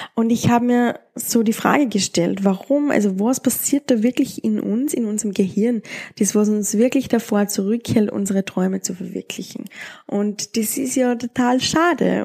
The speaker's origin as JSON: {"language": "German", "country": "Austria", "tie": "born or raised there", "said": "in der Gegend, wo ich aufgewachsen bin oder in Österreich"}